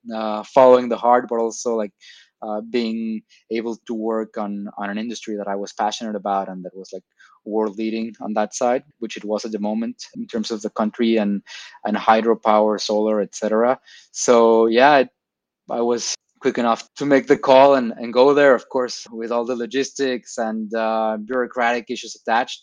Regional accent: Tijuana, Baja California, Mexico; moved away as an adult; now in Lisbon, Portugal; Originally from Mexico. Okay. Born and raised in in TJ, uh, Tijuana, Baja California.

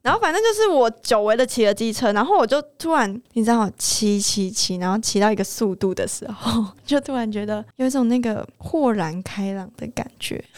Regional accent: southern Taiwan, Taiwan; 我们南部人

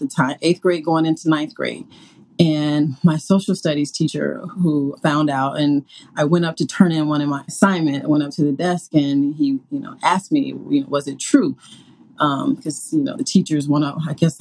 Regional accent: the South, United States; I grew up in the South

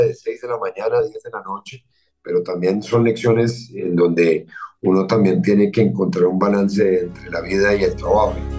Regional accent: Colombia; durante gran parte de mi infancia lo más raro en Colombia era un turista

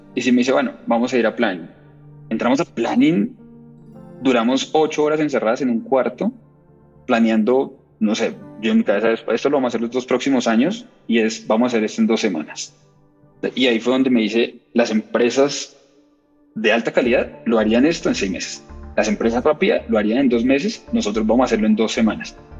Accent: Pamplona, Norte de Santander, Colombia; moved away as an adult; now in Bogotá, Colombia; vengo de Pamplona, Pamplona es una cosa que es cerquita de Venezuela. Me vine a Bogotá

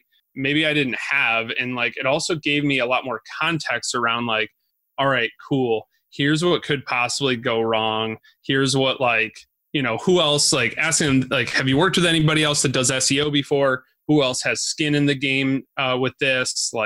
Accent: Binghamton, New York, United States; also born or lived in Syracuse, New York; I grew up in Binghamton in Syracuse

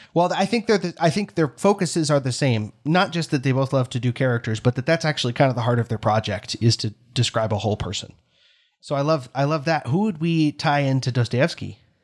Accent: United States; as an American because here in America

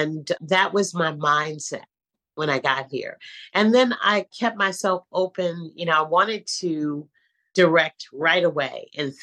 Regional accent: San Francisco, California, United States; moved away as an adult; now in New York City, United States; I'm born and raised in San Francisco, California

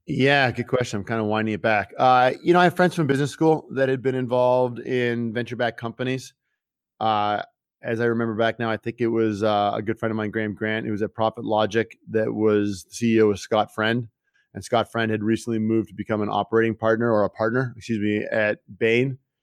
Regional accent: Toronto, Ontario, Canada; moved away as an adult; also born or lived in France; I grew up in Toronto, Canada

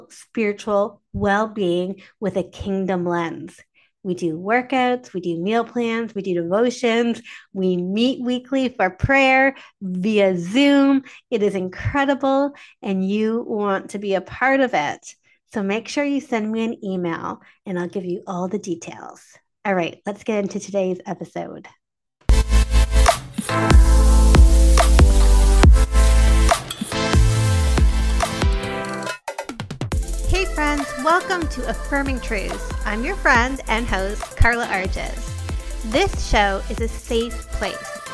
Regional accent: Canada; I am Canadian

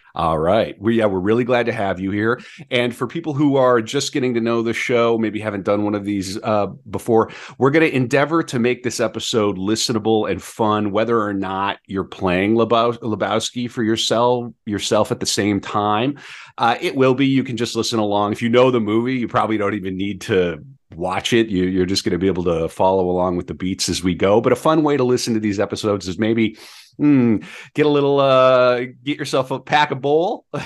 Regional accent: Fargo, North Dakota, United States; Fargo is my home, my hometown. I mean, I'm from

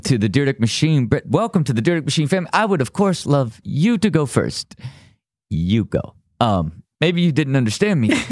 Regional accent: Ohio, United States; I was from Ohio still

